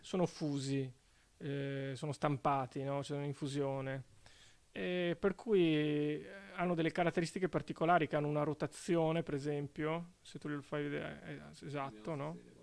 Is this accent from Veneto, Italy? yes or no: yes; Venice, Veneto, Italy; anch'io sono veneziano